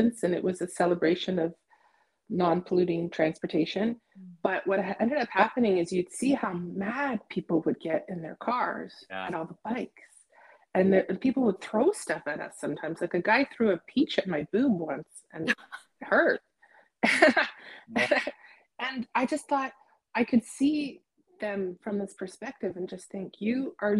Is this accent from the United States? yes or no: no; Toronto, Ontario, Canada; where I grew up in Toronto